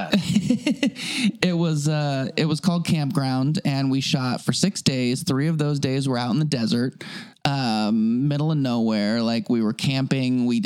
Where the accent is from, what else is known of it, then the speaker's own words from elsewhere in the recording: Anchorage, Alaska, United States; moved away; I grew up in Anchorage, Alaska.